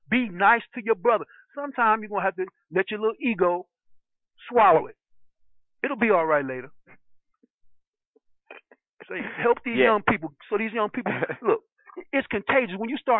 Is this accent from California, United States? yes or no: no; New York City, New York, United States; I said, I was raised in Brooklyn.